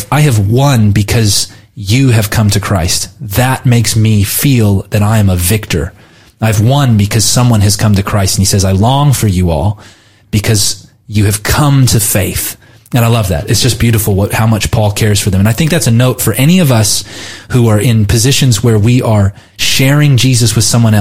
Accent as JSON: {"language": "English", "country": "United States"}